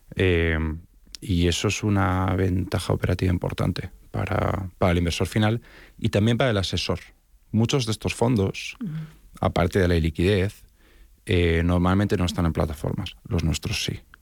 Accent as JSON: {"language": "Spanish", "country": "Spain", "moved": "yes", "lives_now": "Miami, United States", "said": "realmente soy de origen español, mi acento me delata."}